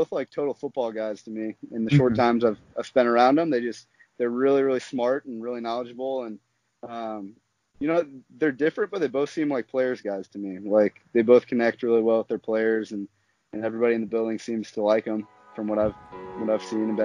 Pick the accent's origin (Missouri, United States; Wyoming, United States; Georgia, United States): Missouri, United States; St. Louis; I'm from St. Louis